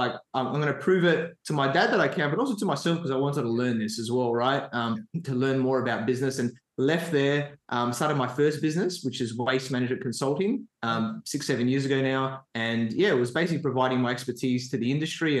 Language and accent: English; Adelaide, South Australia, Australia; I grew up in Adelaide, South Australia